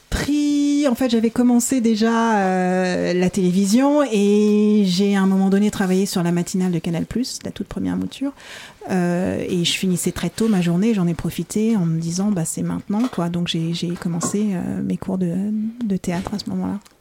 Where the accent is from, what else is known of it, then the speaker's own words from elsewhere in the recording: Paris suburbs, Île-de-France, France; je suis née à Paris. J'ai grandi en banlieue parisienne.